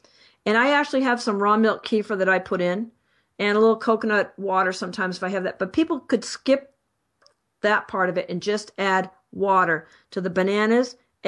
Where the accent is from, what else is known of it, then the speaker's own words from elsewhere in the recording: Boston, Massachusetts, United States; I'm from Boston, so I say Celtic sometimes.